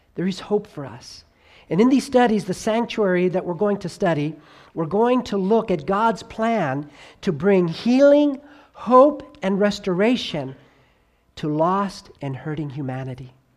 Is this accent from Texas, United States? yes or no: no; Southern California, United States; also born or lived in New York / North Carolina / Tennessee / Arkansas; now in Idaho, United States; I was born there. I grew up in Southern California